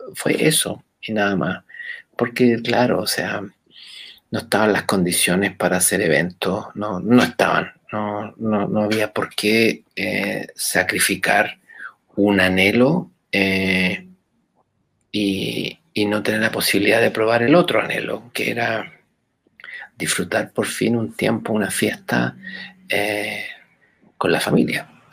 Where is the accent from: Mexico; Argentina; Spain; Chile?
Chile; por las venas de todos los chilenos corre sangre africana